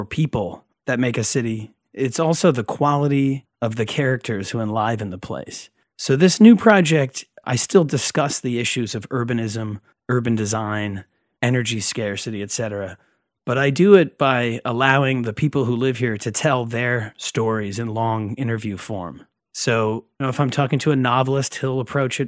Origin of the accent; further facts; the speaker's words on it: Troy, New York, United States; Troy, New York, my hometown